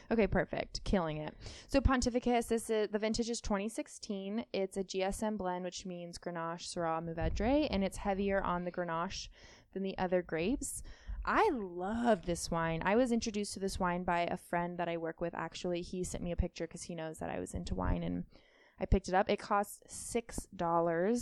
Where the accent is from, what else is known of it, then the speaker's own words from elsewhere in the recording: Northern California, United States; I'm from Northern California